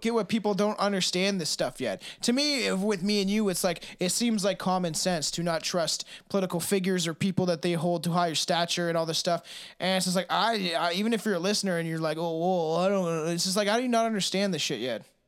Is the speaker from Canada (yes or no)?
yes; Canada; I'm a Canadian